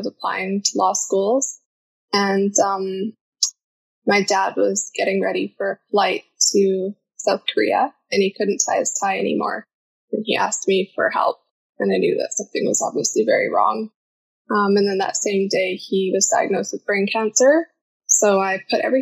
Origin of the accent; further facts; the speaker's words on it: Whistler, British Columbia, Canada; I'm from Whistler, British Columbia